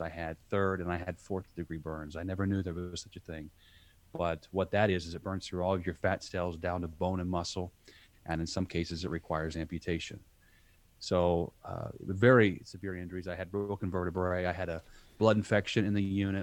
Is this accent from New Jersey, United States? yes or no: no; southern Indiana, United States; I grew up in southern Indiana, uh, country boy